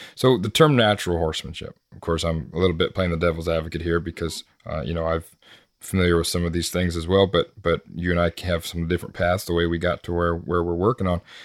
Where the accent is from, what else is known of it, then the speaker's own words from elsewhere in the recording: United States; growing up in America